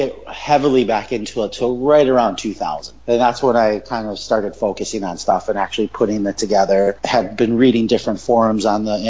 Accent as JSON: {"language": "English", "town": "Chicago", "region": "Illinois", "country": "United States", "tie": "born or raised there", "also_born_or_lived": "Wisconsin", "moved": "as an adult", "lives_now": "Hawaii, United States", "said": "Born and raised in Chicago. Moved to Wisconsin for a few years. And then we moved to Hawaii about 13 years ago."}